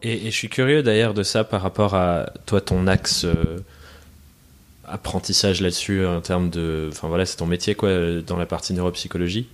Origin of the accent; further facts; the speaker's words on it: France; also born or lived in England; Je suis, né en Angleterre. J'ai déménagé en France quand j'étais quand j'étais gosse.